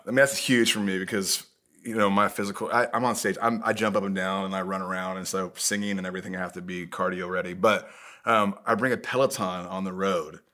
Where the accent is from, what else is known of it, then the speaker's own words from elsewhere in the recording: Indiana, United States; I'm from Indiana